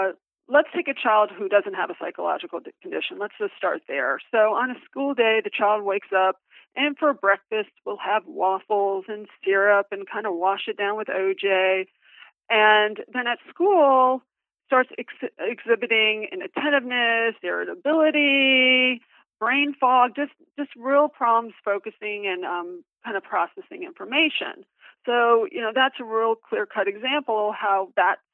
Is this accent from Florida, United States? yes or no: yes; South Florida, United States; also born or lived in Key West, Florida / Indiana; I'm a South Florida native, so let me just start by saying I was born in Key West